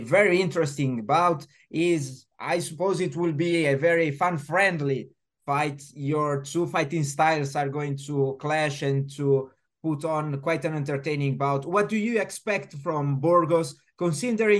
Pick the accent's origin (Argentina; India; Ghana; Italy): Italy; I come from Italy